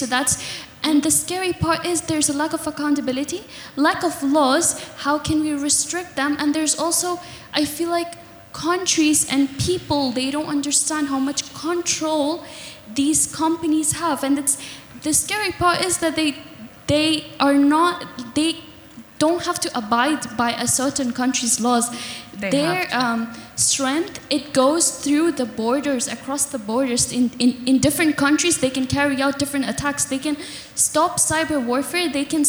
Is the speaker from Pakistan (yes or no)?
yes; Pakistan; English is a second language; now in Doha, Qatar; I'm a Pakistani Pashtun, and I'm a student here at UDSD, the University of Doha